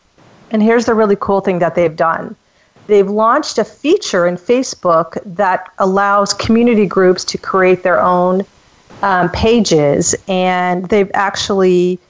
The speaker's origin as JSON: {"language": "English", "town": "Phoenix", "region": "Arizona", "country": "United States", "tie": "born or raised there", "moved": "yes", "lives_now": "San Diego, United States", "said": "I'm in my mid-50s. I grew up in Phoenix and pretty much a white area with mostly white people."}